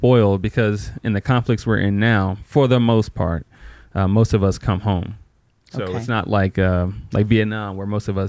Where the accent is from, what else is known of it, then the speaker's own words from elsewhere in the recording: Shreveport, Louisiana, United States; moved away; growing up in Shreveport.